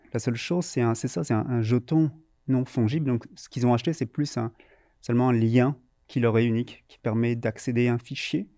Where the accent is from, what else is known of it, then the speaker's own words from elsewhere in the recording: France; moved away as an adult; now in Montreal, Canada; je viens de France